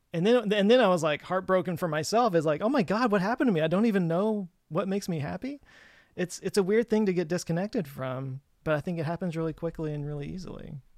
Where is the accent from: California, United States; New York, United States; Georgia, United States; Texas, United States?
Texas, United States; growing up in Texas